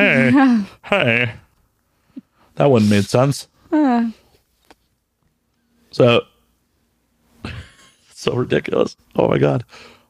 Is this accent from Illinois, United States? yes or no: yes; Chicago, Illinois, United States; moved away